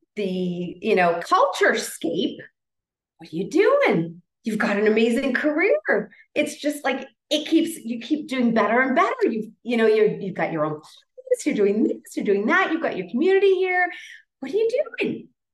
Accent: Toronto, Ontario, Canada; moved away as an adult; now in Colombia; all my life, raised, born and raised in Toronto, Canada

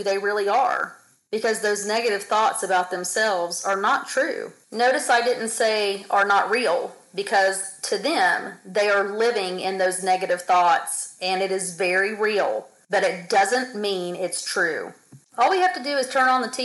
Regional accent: United States; moved away; I am actually on vacation back in my home state

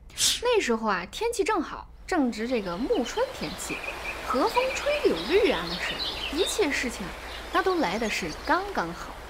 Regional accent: Shaanxi, China; 在下呢是如假包换的。陕西人，没想到吧？

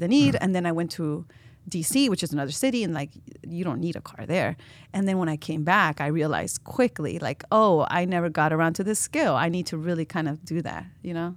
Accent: Chicago, Illinois, United States; first language Spanish; English is a second language; moved away as an adult; now in Iowa City, United States; I was, uh, born and raised in Chicago, Belmont Craigan, west side of the city. That's the neighborhood I grew up

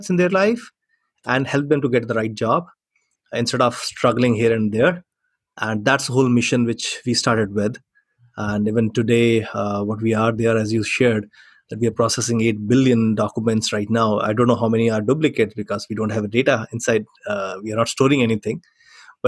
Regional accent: Chandigarh, India; coming from a small city called Chandigarh

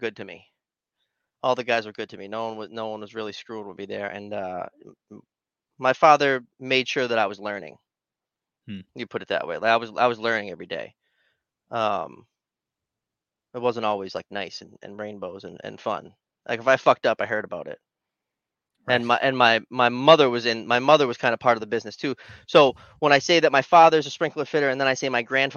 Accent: Leominster, Massachusetts, United States; I went to Leominster High School

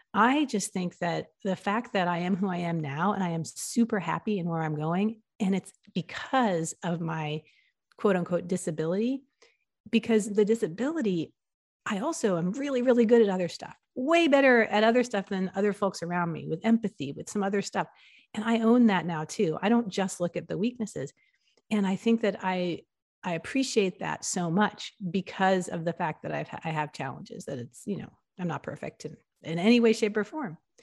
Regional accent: New York and New Haven, Connecticut, East Coast, United States; also born or lived in Philadelphia, Pennsylvania; I grew up in the East Coast, and I grew up in New York and in New Haven, Connecticut, and, um, and in, I was born in Philadelphia, in Pennsylvania

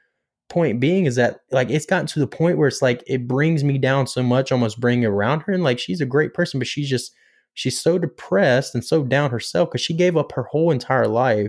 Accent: Pinetops, North Carolina, United States; Well, I'm from Pine Tops, North Carolina.

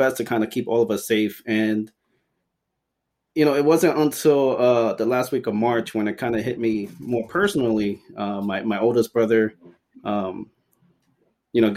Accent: Ecuador; moved away; I'm from Ecuador

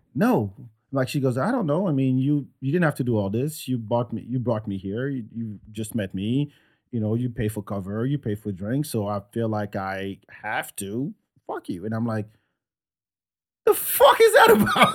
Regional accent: France; now in United States; I grew up in France

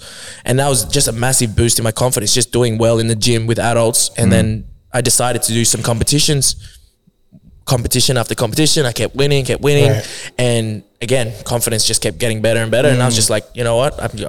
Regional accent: Philippines; like you're either really good singer as a Filipino or you're a really good dancer, and I was neither

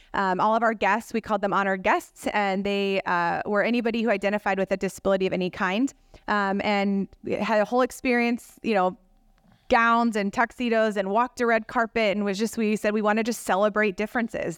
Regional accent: Rockford, Illinois, United States; now in Madison, United States; I grew up in, uh, Rockford, Illinois

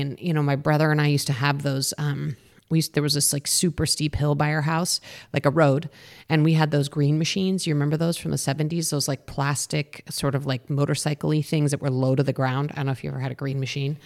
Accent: Boulder, Colorado, United States; I grew up in Boulder, Colorado

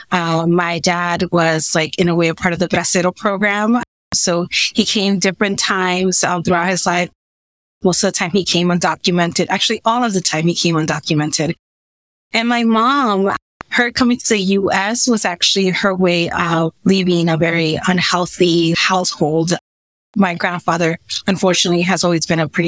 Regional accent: California, United States; also born or lived in Mexico; I was born in California

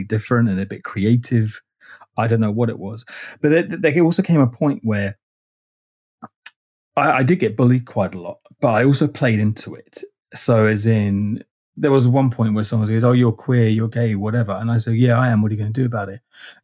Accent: London, United Kingdom; also born or lived in Rochester; I was born in North London, which is a bit of a cliche if you're Greek Cypriot

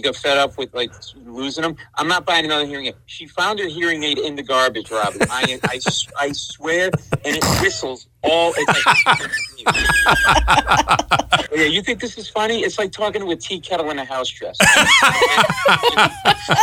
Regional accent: Providence, Rhode Island, United States; moved away; I grew up in Providence

